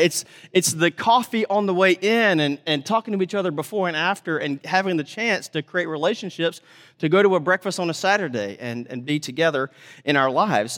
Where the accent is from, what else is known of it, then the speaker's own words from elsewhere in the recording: Mississippi, United States; moved away; I grew up in Mississippi